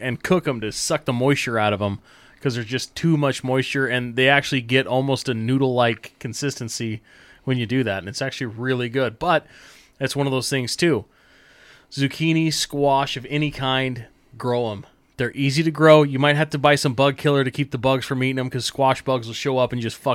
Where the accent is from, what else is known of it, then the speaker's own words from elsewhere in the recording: Idaho, United States; I grew up in Idaho on a farm